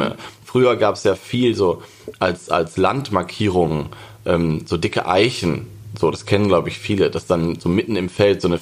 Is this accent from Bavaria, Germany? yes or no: no; Lower Saxony, Germany; also ich komme ja aus Niedersachsen. Ähm, es gibt es alles noch.